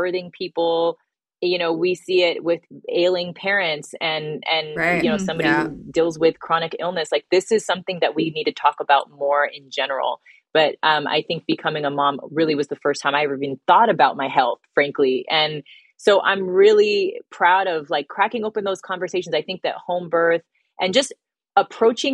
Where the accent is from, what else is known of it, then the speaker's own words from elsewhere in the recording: Bay Area, California, United States; moved away as an adult; also born or lived in New York; I'm from a small town in the Bay Area